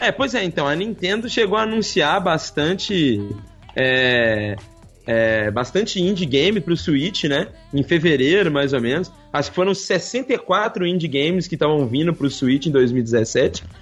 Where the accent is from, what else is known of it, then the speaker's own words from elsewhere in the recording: Belo Horizonte, Minas Gerais, Brazil; gente boa lá da minha cidade natal